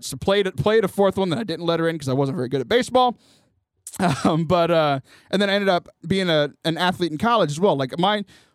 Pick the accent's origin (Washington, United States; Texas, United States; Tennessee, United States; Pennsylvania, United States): Texas, United States; Houston; I grew up in the Houston area.